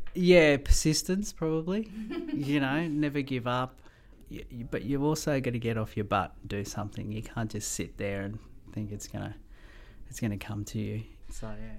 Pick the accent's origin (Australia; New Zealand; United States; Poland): Australia; Melbourne, Victoria; moved away as an adult; also born or lived in Mauritius / Gove; now in Rockhampton, Australia; I grew up in Melbourne, love Melbourne